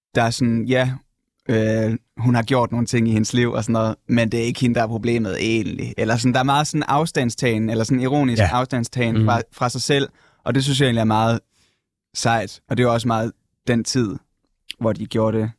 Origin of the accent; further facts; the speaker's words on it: North Jutland, North Denmark Region, Denmark; moved away; jeg kommer op fra Nordjylland egentlig